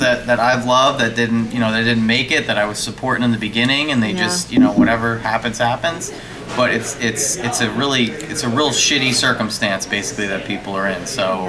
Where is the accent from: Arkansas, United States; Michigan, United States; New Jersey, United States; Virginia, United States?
New Jersey, United States; Highlands; I'm from Highland